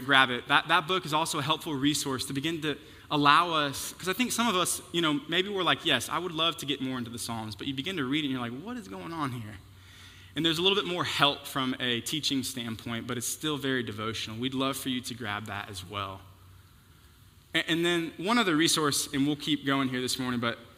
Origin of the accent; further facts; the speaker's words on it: Houston, Texas, United States; moved away; I'm from Houston